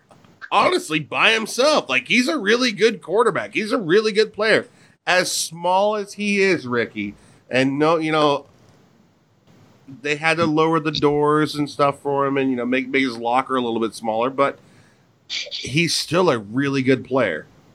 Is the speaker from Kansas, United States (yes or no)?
yes; Kansas, United States; I'm from Kansas. I'm a Big 12 guy.